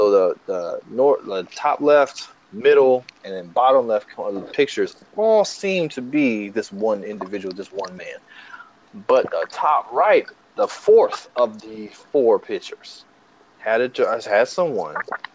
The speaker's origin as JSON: {"language": "English", "region": "the South", "country": "United States", "said": "I'm from the South"}